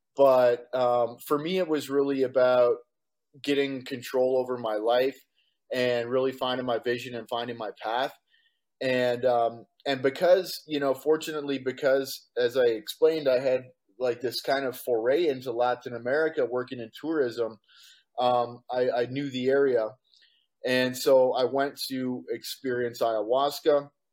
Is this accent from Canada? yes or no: yes; Walkerton, Ontario, Canada; moved away as an adult; also born or lived in London, Ontario / Calgary / Vancouver / Victoria; now in Costa Rica; I was born and raised in Canada. I grew up in Walkerton, Ontario.